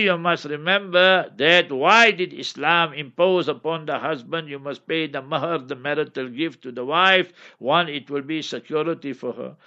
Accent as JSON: {"language": "English", "town": "Cape Town", "region": "Western Cape", "country": "South Africa", "said": "I come from Cape Town"}